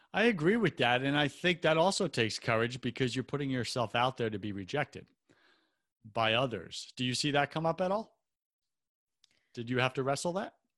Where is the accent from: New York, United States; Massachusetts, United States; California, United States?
New York, United States; Long Island; moved away; also born or lived in West Coast; I'm from New York as well